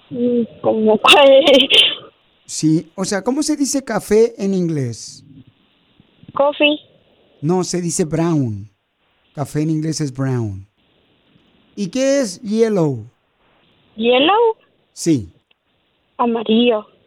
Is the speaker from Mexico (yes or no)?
no; Guatemala; now in United States; acuérdate, ¿a qué venimos de Guatemala a Estados Unidos?